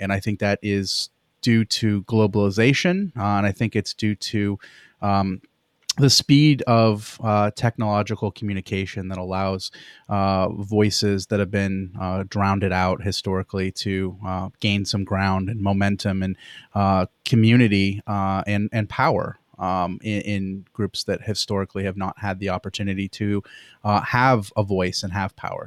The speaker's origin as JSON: {"language": "English", "region": "Pennsylvania", "country": "United States", "tie": "born or raised there", "said": "I grew up in Pennsylvania"}